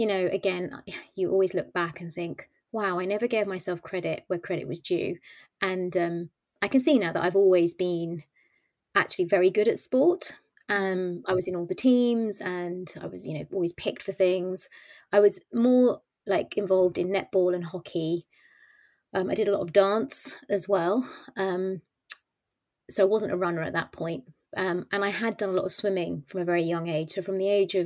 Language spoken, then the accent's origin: English; United Kingdom; I was born and brought up in the UK, but my mum and dad are not, their first immigrants.